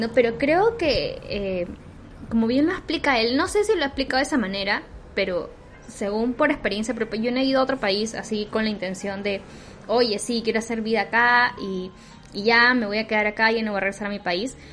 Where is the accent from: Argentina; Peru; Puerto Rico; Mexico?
Peru; como peruanos